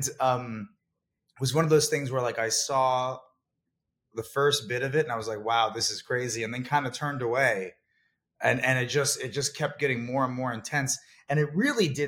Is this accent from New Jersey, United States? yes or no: yes; New Jersey, United States; also born or lived in San Francisco; now in New York, United States; grew up in New York and in a very rural part of New Jersey